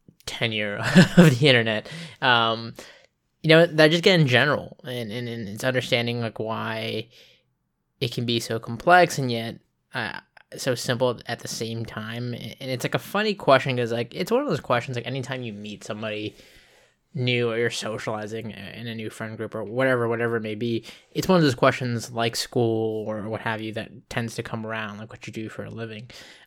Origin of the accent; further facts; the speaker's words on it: Okinawa, Japan; born there; also born or lived in California; we were moving back to where I was born in Okinawa, Japan.